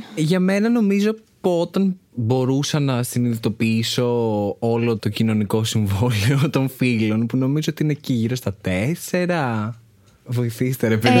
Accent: Athens, Attica, Greece; μεγάλωσα στην Αθήνα

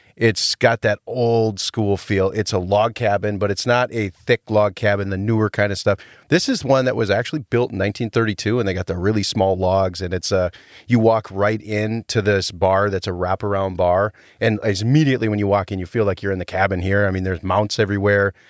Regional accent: Rhinelander, Wisconsin, United States; my hometown of Rhinelander

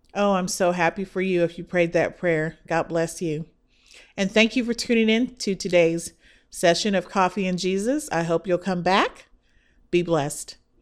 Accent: Midwest, United States; now in Texas, United States; I am a girl from the Midwest

